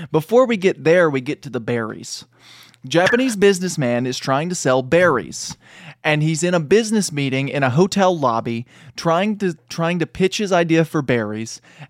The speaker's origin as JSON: {"language": "English", "region": "England", "country": "United Kingdom", "said": "And so, we watched the American version because we're English."}